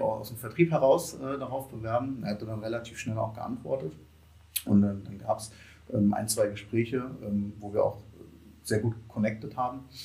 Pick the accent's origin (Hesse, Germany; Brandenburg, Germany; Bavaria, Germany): Hesse, Germany; Kassel; moved away; ich komme eigentlich aus Kassel